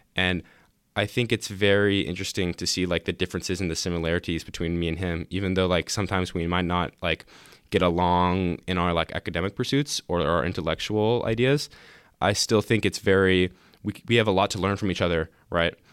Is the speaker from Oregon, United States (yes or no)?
yes; Lake Oswego, Oregon, United States; also born or lived in Portland, Oregon; I was born in Portland, and I moved to Lake Oswego in elementary school